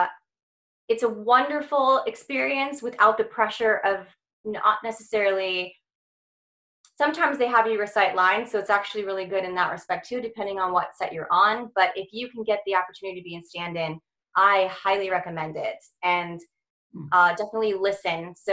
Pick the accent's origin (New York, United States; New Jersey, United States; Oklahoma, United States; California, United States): California, United States; Santa Clarita; moved away as an adult; also born or lived in Torrance, California; now in Atlanta, United States; I was born in Torrance, California, grew up in Santa Clarita